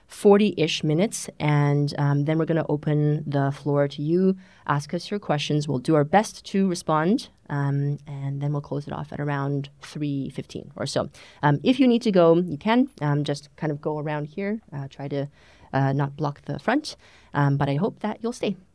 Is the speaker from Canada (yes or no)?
yes; Canada; also born or lived in China; now in Germany; I am a serial immigrant. I was born in China, grew up in Canada, grew up in English Canada and French Canada, and I came to Germany nearly 10 years ago.